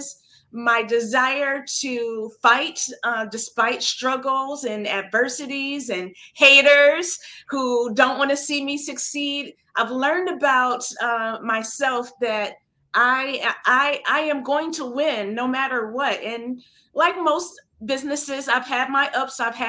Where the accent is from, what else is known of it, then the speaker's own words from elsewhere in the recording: Flint, Michigan, United States; moved away as an adult; now in New York City, United States; I'm here, I'm in New York, I'm from Flint, Michigan